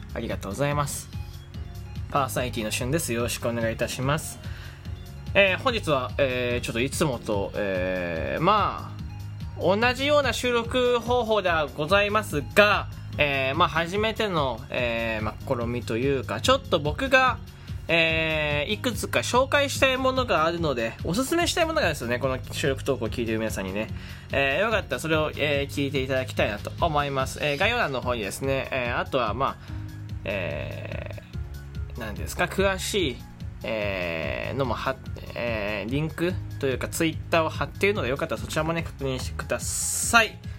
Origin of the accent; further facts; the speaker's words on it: Fukuoka, Japan; 僕福岡の人間なんですけど